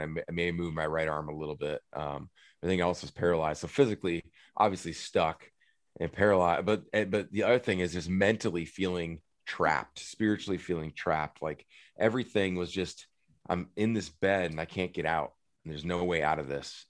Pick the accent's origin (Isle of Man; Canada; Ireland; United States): United States; moved away as an adult; also born or lived in Minneapolis / Phoenix; We, we grew up right on the Mississippi River that borders I- Wisconsin and Iowa